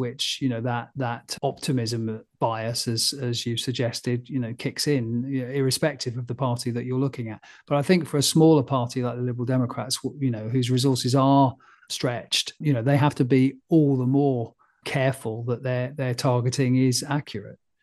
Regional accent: Frome, South West England, United Kingdom; moved away; Froome, which was where I was born

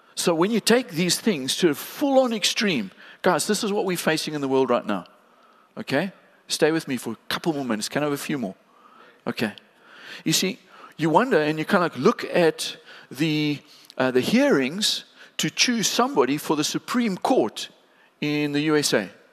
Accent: East London, Eastern Cape, South Africa; we as a family, we grew up in East London

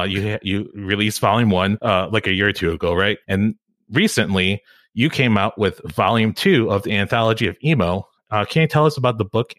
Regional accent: Illinois, United States; I'm from Illinois. I went to school 45 minutes south of Champaign-Urbana.

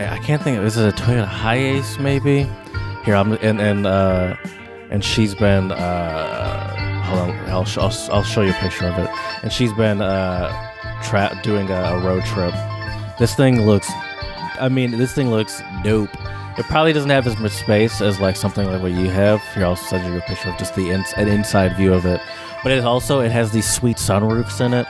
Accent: United States; as an American

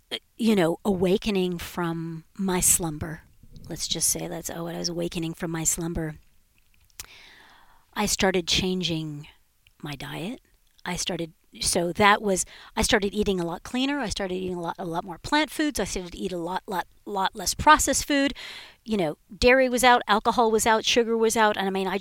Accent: Southern California, United States; I was raised in Southern California

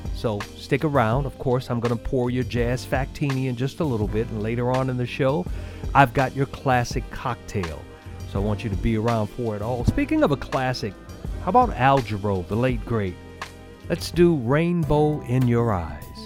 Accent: New Orleans, Louisiana, United States; I'm from New Orleans, so it started in my birthplace

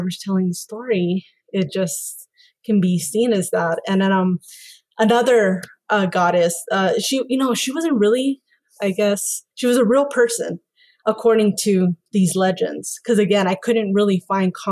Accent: Mexico; I grew up in Mexican culture. I'm Mexican

